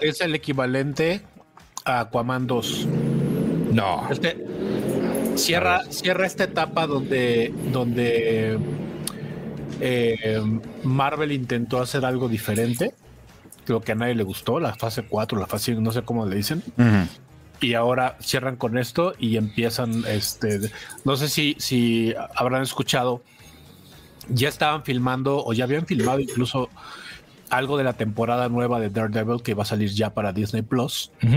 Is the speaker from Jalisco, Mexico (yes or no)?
no; Mexico City, Mexico; soy de Azcapuzalco